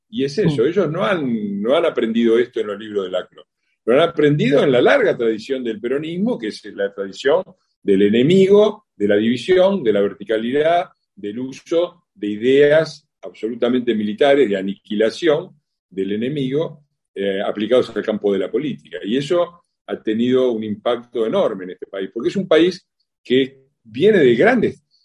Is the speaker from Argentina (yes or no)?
yes; Argentina; somos buenos los argentinos